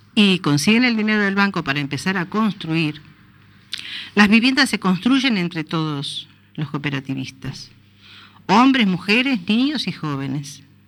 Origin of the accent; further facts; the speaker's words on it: Uruguay; now in A Coruña, Spain; somos los uruguayos